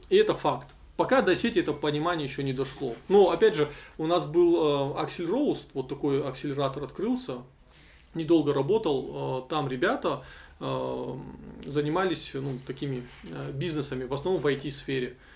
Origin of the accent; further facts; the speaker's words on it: North Ossetia–Alania, Russia; если мы выросли и родились в Осетии, то тут социализоваться это вообще одна из главных идей.